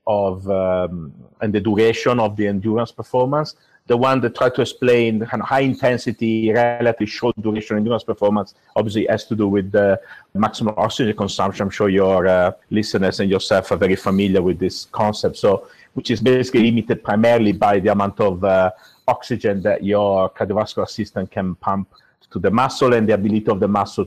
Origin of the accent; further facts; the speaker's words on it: Italy; moved away as an adult; also born or lived in Milan, Italy / United States; now in United Kingdom; I'm actually originally from Italy